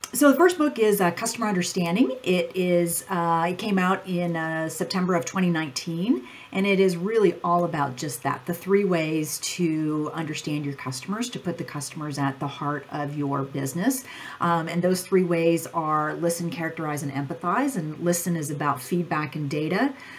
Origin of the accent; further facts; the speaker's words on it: Ohio, United States; I grew up on a farm in Ohio